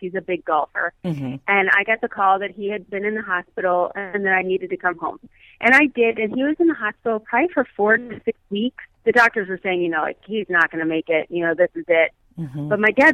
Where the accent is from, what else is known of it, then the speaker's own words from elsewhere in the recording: Akron, Ohio, United States; now in Cincinnati, United States; I was born and raised in the Akron and Cleveland area. My whole entire extended family on both sides were in Cleveland, and we grew up in Akron, Ohio